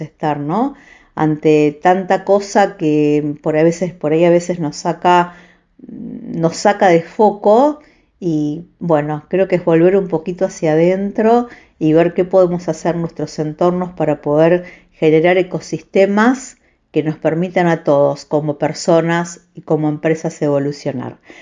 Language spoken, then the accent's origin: Spanish; Santa Fe, Argentina; nací, crecí en Vigán, un pueblo de la provincia de Santa Fe